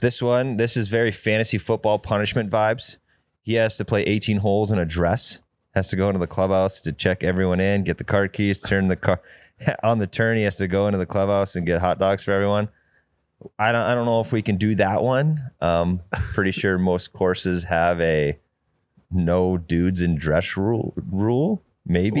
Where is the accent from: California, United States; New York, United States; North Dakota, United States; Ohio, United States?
North Dakota, United States; moved away; also born or lived in Arizona; I'm from North Dakota